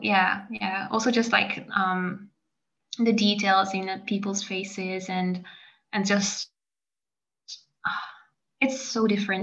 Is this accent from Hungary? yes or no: yes; Hungary; now in France; abroad is also where my home country is from the French point of view